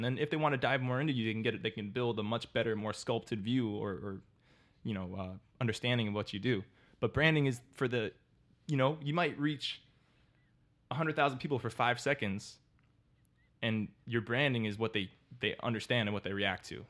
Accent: Miami, Florida, United States; I'm born and raised in Miami.

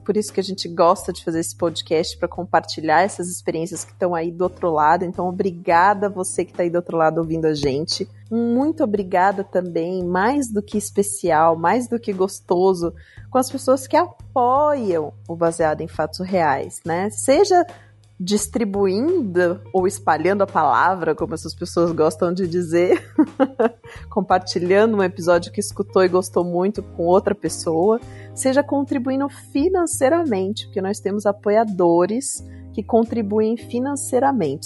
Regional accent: Curitiba, Paraná, Brazil; also born or lived in Minas Gerais; Eu saí de Minas, eu tinha um ano de idade então, pelo menos uma vez por ano no Natal, a gente ia para Minas, né? Eu fui morar em Curitiba

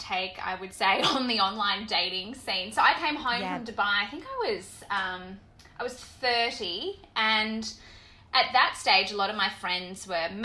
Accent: Bundaberg, Queensland, Australia; moved away as an adult; I grew up in Bundaberg, country town in, mm-hmm, north, up north

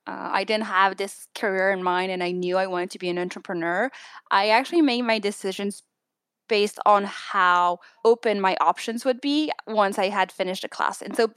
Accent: France; now in New York, United States; I live in New York right now, but I'm originally from France.

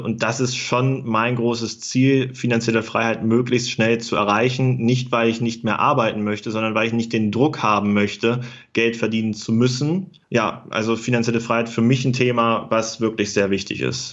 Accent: Germany; moved away as an adult; now in Göttingen, Germany; Ich komme ja aus dem Harz. Ich wohne auch nach wie vor in der Nähe. Ich wohne äh, in Göttingen

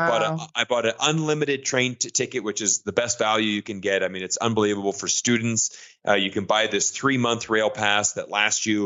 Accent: Florida, United States; moved away as an adult; also born or lived in China; I'm originally from Florida, I'm an American citizen

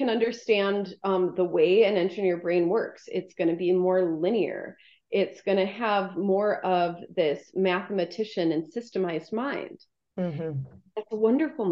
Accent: Midwest, United States; I was born in 78 in the Midwest

